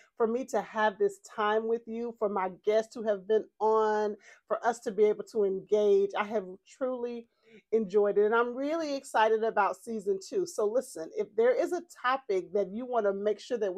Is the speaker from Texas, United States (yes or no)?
yes; Texas, United States; accent: Texas twang; I'm from Texas, and sometimes, honey, this Texas twang makes me have to spell things